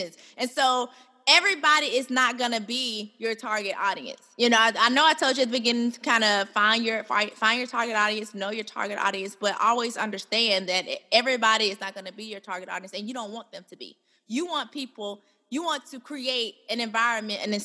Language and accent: English; Birmingham, Alabama, United States; I'm from Birmingham, Alabama.